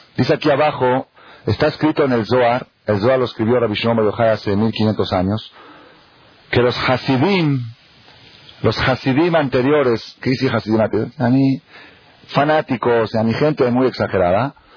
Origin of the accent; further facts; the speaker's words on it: Argentina; moved away; yo soy argentino, ahí somos puro fútbol de chiquito